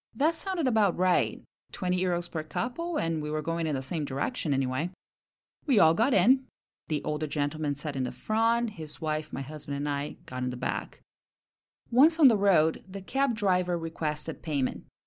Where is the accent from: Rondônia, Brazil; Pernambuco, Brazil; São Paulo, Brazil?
São Paulo, Brazil; Santos; first language Portuguese; English is a second language; now in United States; my hometown, Santos, in the state of São Paulo